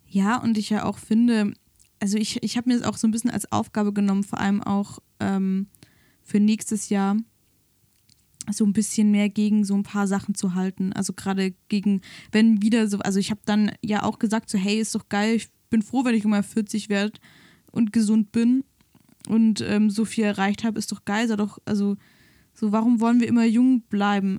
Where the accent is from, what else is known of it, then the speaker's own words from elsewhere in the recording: the South, Southern Germany, Germany; now in Berlin, Germany; bei uns im Süden